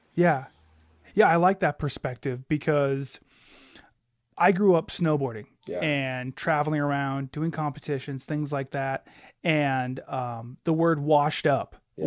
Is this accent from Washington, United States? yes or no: no; Alaska, United States; I was born and raised in Alaska.